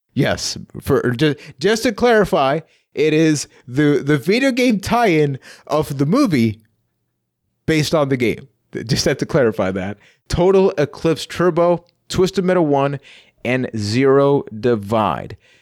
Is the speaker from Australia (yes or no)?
no; Puerto Rico; now in London, Canada; I'm from Puerto Rico